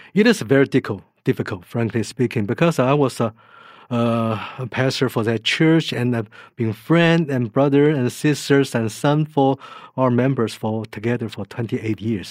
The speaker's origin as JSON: {"language": "English", "country": "Taiwan", "tie": "born or raised there", "moved": "yes", "said": "I was born in Taiwan."}